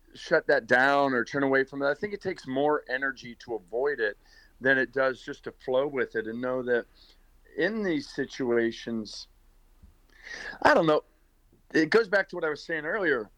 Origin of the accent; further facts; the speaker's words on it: Northern Virginia, United States; moved away as an adult; also born or lived in Pittsburgh, Pennsylvania / Williamsburg, Virginia / Hollywood, California; now in Nashville, United States; I was born in Pittsburgh, uh, but my parents uh, split when I was in about third grade, and my mother moved us to Northern Virginia, right outside of um, D.C. And so I grew up in Northern Virginia.